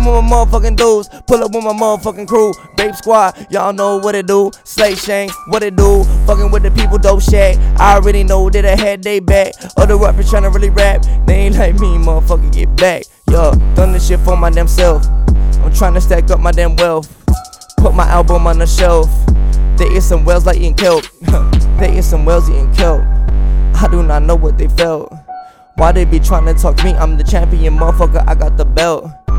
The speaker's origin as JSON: {"language": "English", "region": "Texas", "country": "United States", "said": "I'm from Texas, but I know snow like 2007."}